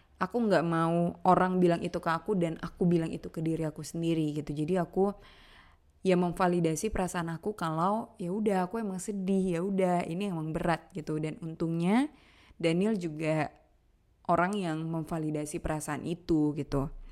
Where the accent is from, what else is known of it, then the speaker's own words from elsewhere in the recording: Aceh, Indonesia; moved away as an adult; now in Jakarta, Indonesia; Merantaulah aku dari Aceh ke Jakarta.